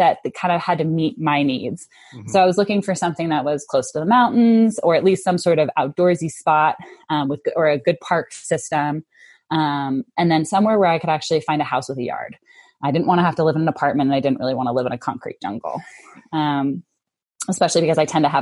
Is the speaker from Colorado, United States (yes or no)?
yes; Denver, Colorado, United States; moved away as an adult; now in Salt Lake City, United States; I'm from Denver.